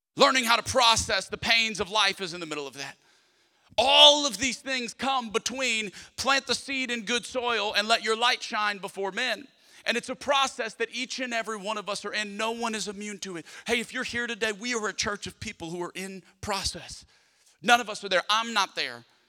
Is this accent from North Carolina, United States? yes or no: no; South Louisiana, United States; Growing up in South Louisiana